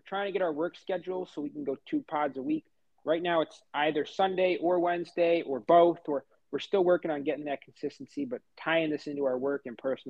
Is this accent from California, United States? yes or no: no; New York, United States; growing up in New York